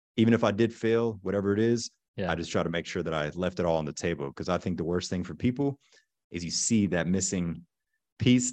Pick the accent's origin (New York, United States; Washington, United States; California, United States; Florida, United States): Florida, United States; Pensacola; also born or lived in Germany; I'm originally from Pensacola, Florida. So, the panhandle in Florida. As a child, we grew up in Germany for a couple years because my dad was Army and my mother is German.